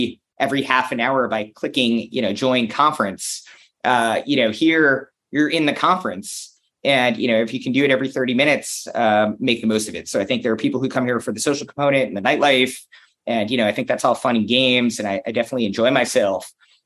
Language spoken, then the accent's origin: English; United States; I'm an American who's in Cologne